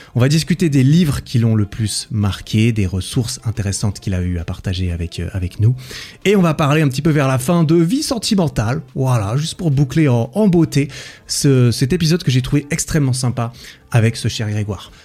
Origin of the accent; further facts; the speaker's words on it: Switzerland; je suis de Suisse